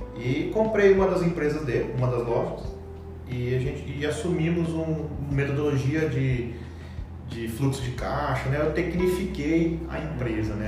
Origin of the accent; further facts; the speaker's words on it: Cuiabá, Mato Grosso, Brazil; fiz na UFMT em Cuiabá, e, que é a terra na onde eu fui criado